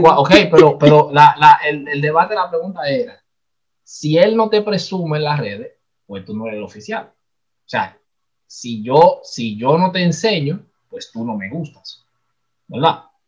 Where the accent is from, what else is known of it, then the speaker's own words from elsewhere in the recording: Dominican Republic; nosotros somos dominicanos